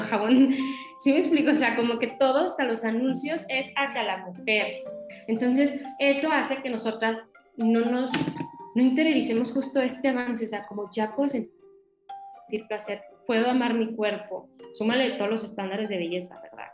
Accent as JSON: {"language": "Spanish", "town": "Torreón", "region": "Coahuila", "country": "Mexico", "said": "Yo soy de Torreón, Coahuila, entonces es también acá en el norte y es como una ciudad chica"}